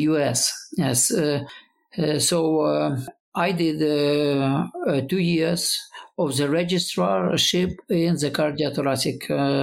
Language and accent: English; Lviv, Lviv Oblast, Ukraine; moved away as an adult; also born or lived in Sydney, Australia; now in Kyiv, Ukraine; I was born to the west, Lviv. It is in western Ukraine